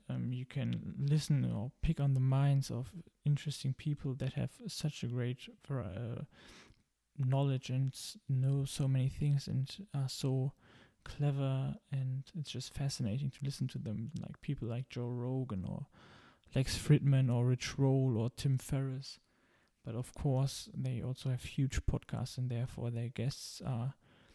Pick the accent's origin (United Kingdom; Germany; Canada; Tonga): Germany; English is a second language; I'm originally from Germany, as you might hear